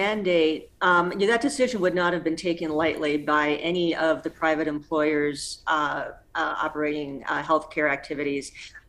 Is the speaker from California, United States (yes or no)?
no; New Mexico, United States; born or raised there